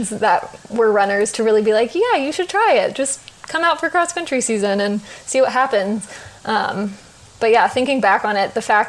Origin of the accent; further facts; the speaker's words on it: Springboro, Ohio, United States; also born or lived in Morehead, Kentucky; I am from a little suburb of Dayton called Springboro, Ohio, which is kind of in between Dayton and Cincinnati